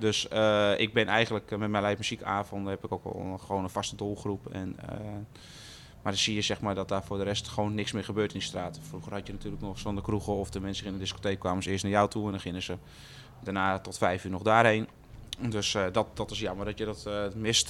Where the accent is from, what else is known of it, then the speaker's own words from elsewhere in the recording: Loosdrecht, North Holland, Netherlands; ik kom uit Loosdrecht